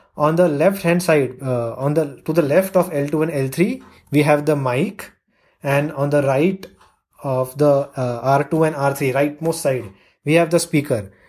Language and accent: English; India; I'm from India